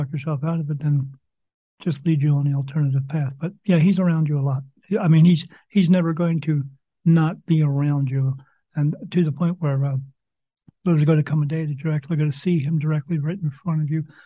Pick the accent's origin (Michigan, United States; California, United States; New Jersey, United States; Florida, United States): New Jersey, United States; I grew up in New Jersey